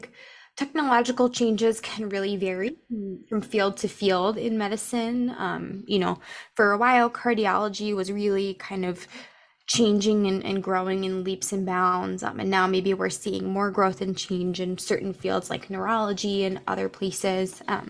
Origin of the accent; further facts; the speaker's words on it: East Coast, United States; I was born in the East Coast